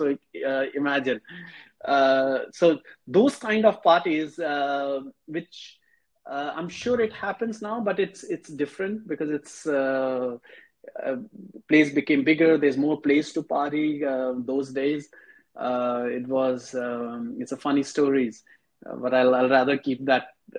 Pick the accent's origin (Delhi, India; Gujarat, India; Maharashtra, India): Maharashtra, India; Mumbai; now in Dubai, United Arab Emirates; first time I remember when I came from Mumbai to Dubai, I had the feeling, I said, how come the city, because Mumbai pace is very different.